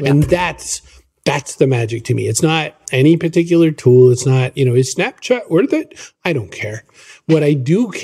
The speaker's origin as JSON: {"language": "English", "region": "Maine", "country": "United States", "tie": "born or raised there", "said": "I was born in Maine in the United States, which is a mostly rural, mostly suburban kind of a place"}